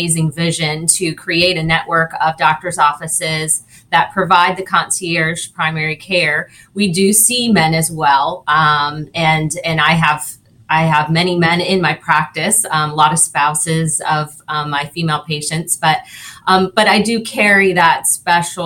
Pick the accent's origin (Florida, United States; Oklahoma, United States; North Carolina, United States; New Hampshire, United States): Florida, United States; Naples; also born or lived in Tallahassee, Florida; So I was born and raised here in Naples. So I was born downtown at Naples Community Hospital